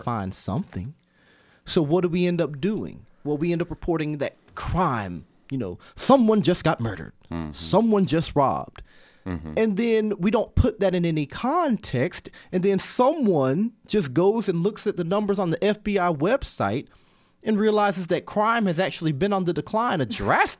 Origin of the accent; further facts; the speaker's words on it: Georgia, United States; moved away; also born or lived in Bloomington, Indiana; I'm a Georgia boy